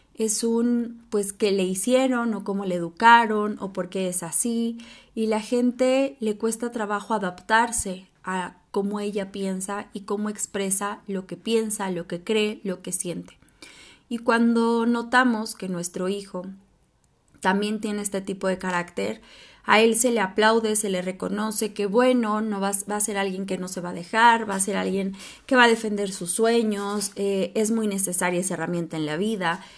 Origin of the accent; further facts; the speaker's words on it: Mexico; Yo soy de México